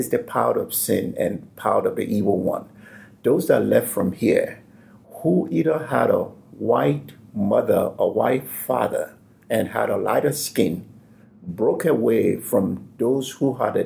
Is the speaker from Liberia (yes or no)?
yes; Liberia; also born or lived in Denver, United States; now in Afton, Virginia, United States; I'm from Liberia